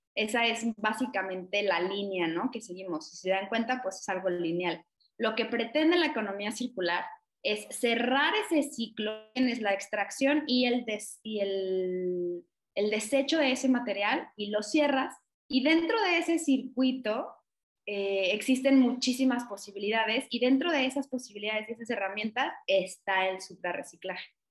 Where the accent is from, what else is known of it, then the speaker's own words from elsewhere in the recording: Mexico; lo que hemos visto como mexicanos